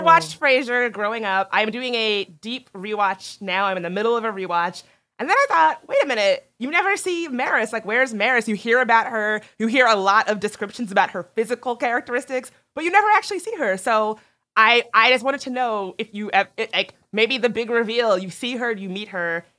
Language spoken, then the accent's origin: English; East Coast, United States; I grew up on the East Coast